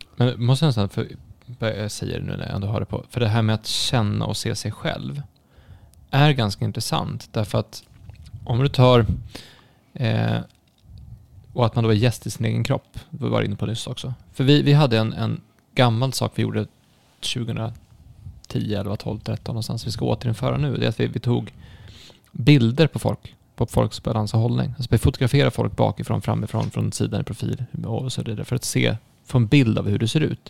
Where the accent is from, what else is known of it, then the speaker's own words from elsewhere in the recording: Stockholm, Stockholm County, Sweden; jag är född i Stockholm